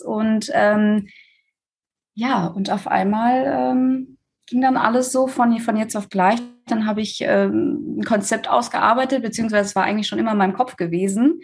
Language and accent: German; Recklinghausen, North Rhine-Westphalia, Germany; bei uns in Recklinghausen